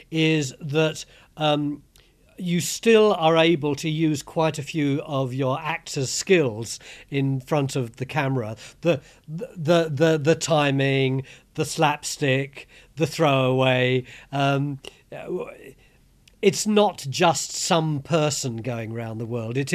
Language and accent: English; London, United Kingdom; my mum have always done all our lives is put on a posh voice to try and obscure the fact that we came from East London.